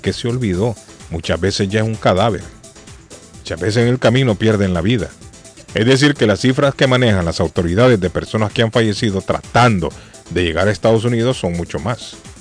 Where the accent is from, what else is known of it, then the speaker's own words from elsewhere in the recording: Honduras; now in Boston, United States; en mi país, en Honduras